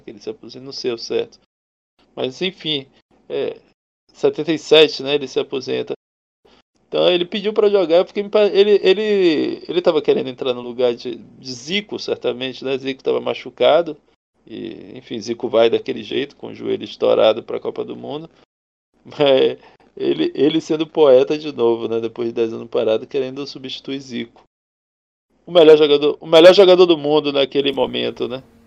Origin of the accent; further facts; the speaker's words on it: Brazil; nós como brasileiros progressistas